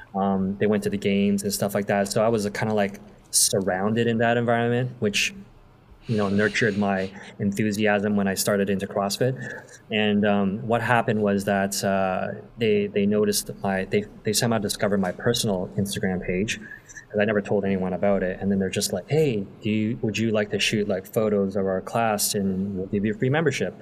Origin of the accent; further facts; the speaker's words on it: Toronto, Ontario, Canada; I grew up in Toronto most of my life.